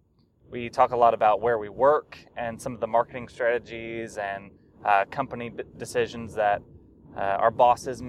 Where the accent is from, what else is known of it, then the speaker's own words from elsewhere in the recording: Little Rock, Arkansas, United States; I was born and raised in Arkansas. I was born in Little Rock and lived there until I graduated from high school